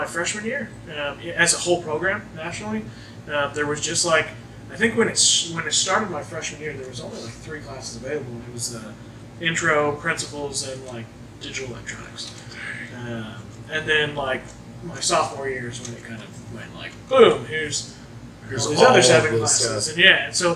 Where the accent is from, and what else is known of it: Jasper, Indiana, United States; born or raised there